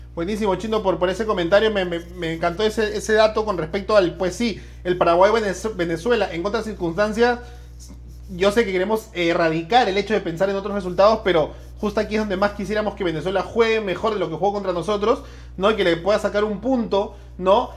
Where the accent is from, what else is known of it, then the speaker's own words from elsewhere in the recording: Peru; como buen peruano